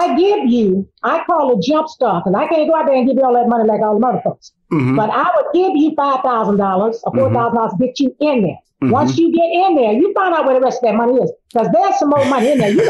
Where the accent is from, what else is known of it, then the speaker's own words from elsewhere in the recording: Miami, Florida, United States; And I remember in 1968 when I graduated here in Miami, because I was raised in Miami